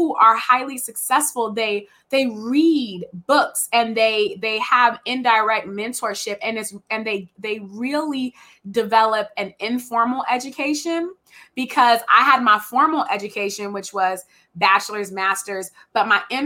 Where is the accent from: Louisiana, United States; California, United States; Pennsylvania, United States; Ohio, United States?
California, United States; Richmond; moved away as an adult; also born or lived in Oregon; I'm from Richmond